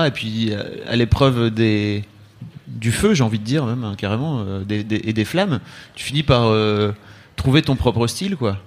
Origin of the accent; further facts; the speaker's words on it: the Nord, Hauts-de-France, France; je viens du Nord